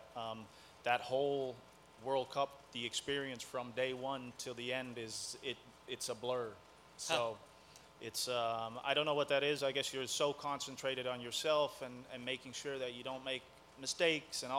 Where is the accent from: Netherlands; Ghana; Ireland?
Netherlands; now in United States; I was born in Holland